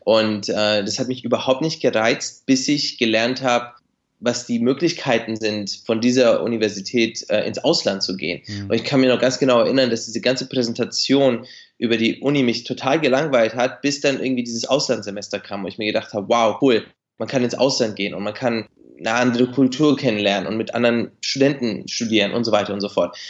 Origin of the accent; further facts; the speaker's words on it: Nuremberg suburb, Bavaria, Germany; moved away as an adult; also born or lived in Beijing, China; now in Shanghai, China; ich bin in Deutschland geboren und aufgewachsen